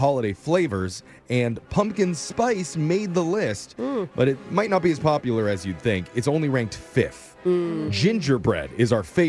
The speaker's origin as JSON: {"language": "English", "town": "Northridge", "region": "California", "country": "United States", "tie": "born or raised there", "said": "my hometown, Northridge, California."}